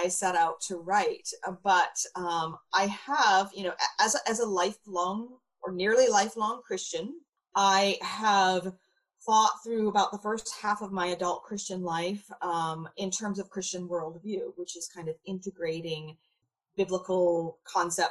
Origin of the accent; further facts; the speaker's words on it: rural Maine, United States; I grew up in rural Maine